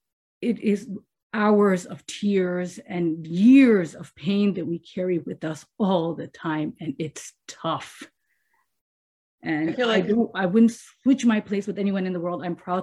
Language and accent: English; India; because I come from India, but Muslims are considered minority there, not majority there in certain places.